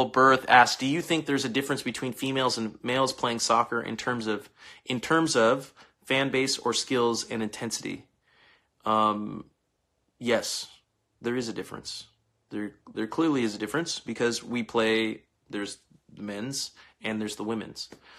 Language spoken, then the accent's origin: English; Bakersfield, California, United States; I'm from born and raised in Bakersfield, California, but I am Nigerian, German, and Native American.